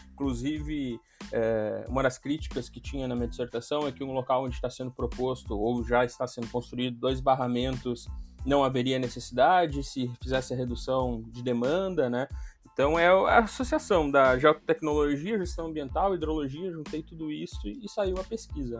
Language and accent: Portuguese; São Gabriel, Rio Grande do Sul, Brazil; a cidade onde eu, onde eu cresci, que é São Gabriel, que é no estado do Rio Grande do Sul, eu sou gaúcho